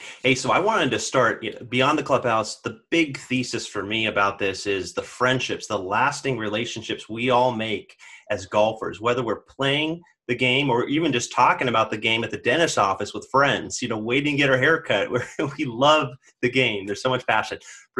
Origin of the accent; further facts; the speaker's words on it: Sacramento, California, United States; I'm from Sacramento, California